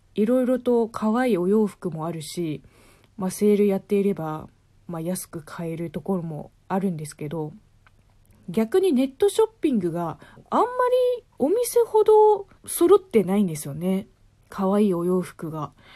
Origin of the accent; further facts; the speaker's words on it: China; now in Japan; 中国が嫌になってから日本に来たわけではないので